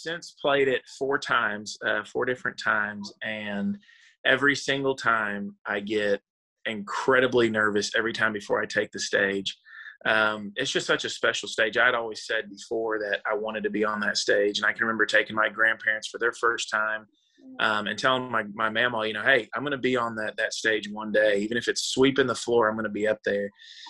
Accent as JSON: {"language": "English", "country": "Dominican Republic", "tie": "born or raised there", "also_born_or_lived": "Texas", "moved": "yes", "said": "Well, I was born in Corpus Christi, Texas, which is way, way south Texas. But my parents were missionaries, so I actually grew up overseas in the Dominican Republic for most of my childhood."}